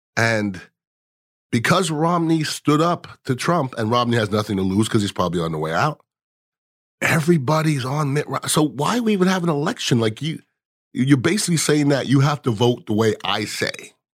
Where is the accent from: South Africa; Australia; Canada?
Canada; now in United States; I'm from Canada